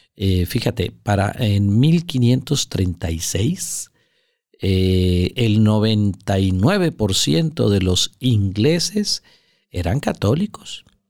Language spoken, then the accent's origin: Spanish; Monterrey, Nuevo León, Mexico; aquí en la ciudad de Monterrey, que es de donde yo soy y desde donde estamos grabando esto